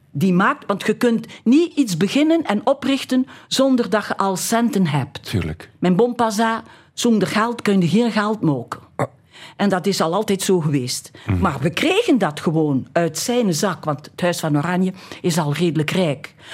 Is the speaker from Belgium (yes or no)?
yes; Flanders, Belgium; Wij hadden een café in de Overpoortstraat. Ja. Wie is wij? Ah, mijn familie dus, hè. Och. Waar ik opgegroeid ben.